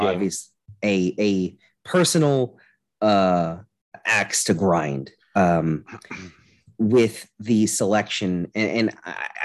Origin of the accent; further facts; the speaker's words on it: Baltimore, Maryland, United States; Baltimore, my hometown